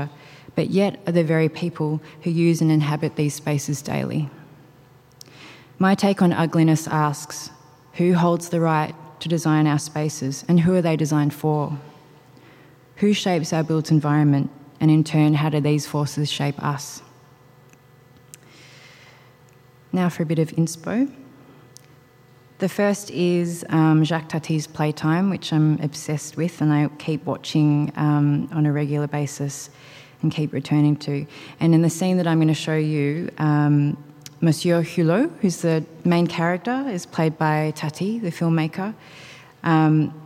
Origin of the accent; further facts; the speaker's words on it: Australia; Growing up in Australia